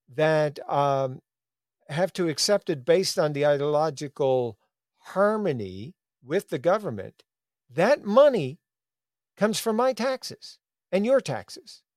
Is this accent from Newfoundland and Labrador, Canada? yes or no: yes; Newfoundland and Labrador, Canada; my growing up in Newfoundland